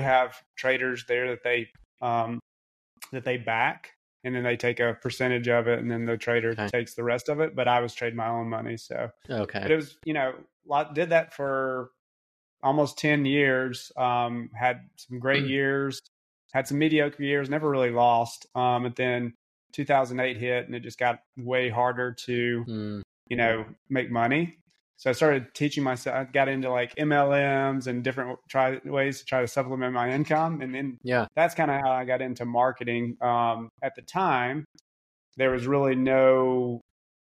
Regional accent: New Albany, Mississippi, United States; moved away; I was born and raised in a tiny town in Mississippi called New Albany, Mississippi.

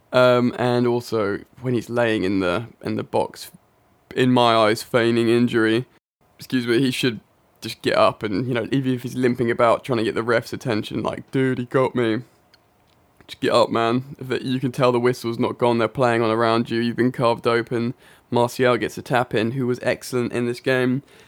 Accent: England, United Kingdom; I am indeed English.

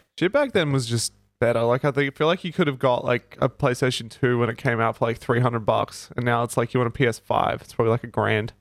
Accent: Australia; we're from Australia and it's quite big

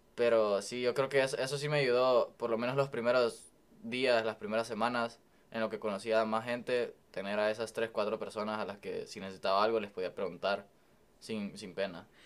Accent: El Salvador; moved away as an adult; now in United States; yo soy de El Salvador y pues crecí toda mi vida allá.

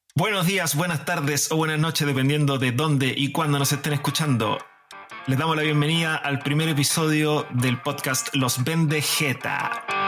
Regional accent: Chile; Yo también soy chileno

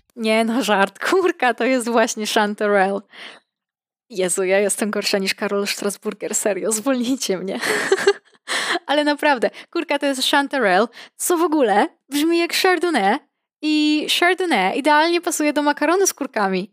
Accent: Podlaskie Voivodeship, Poland; ja pochodzę z regionu wyjątkowego, nazwijmy to niedotkniętego ludzką ręką zagłady, spustoszenia i kapitalizmu. Regionu, z którego wywodzą się tak nieskazitelne rzeczy jak Puszcza Białowieska, grzubry, sery korycińskie

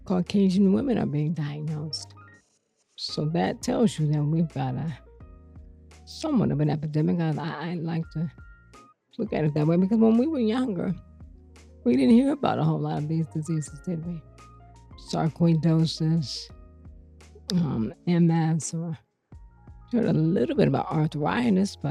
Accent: Cleveland, Ohio, United States; moved away as an adult; also born or lived in Seattle / Detroit, Michigan / Greenville, South Carolina / Lansing, Michigan; come home and do what I do right here in my hometown

